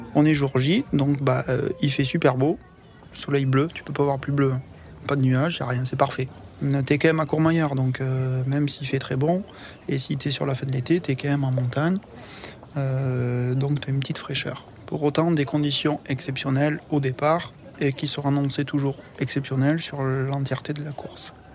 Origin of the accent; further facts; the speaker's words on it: Foix, Occitania, France; je suis né à Foix, dans l'Ariège, pas loin de Toulouse